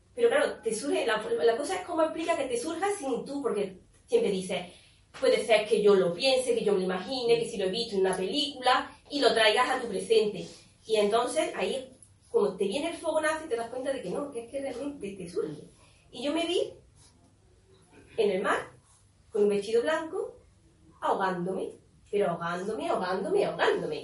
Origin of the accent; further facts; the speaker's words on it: Córdoba, Andalusia, Spain; now in Estepona, Spain; yo soy de Córdoba y aquí a Estepona